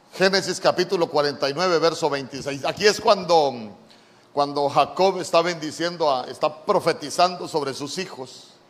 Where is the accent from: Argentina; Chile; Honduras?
Honduras; yo ya era ciudadano honorable de esta tierra